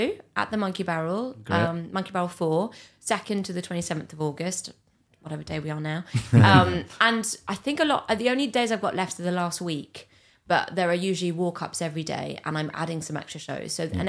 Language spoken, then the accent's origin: English; Brittany, France; first language English; moved away; also born or lived in London; Paris is not my home. Sure. I grew up in Brittany, so it's very different.